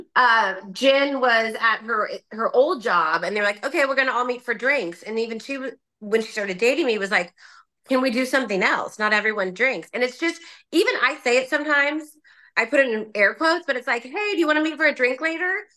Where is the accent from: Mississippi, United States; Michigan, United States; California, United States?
California, United States; Orange County; I grew up in Orange County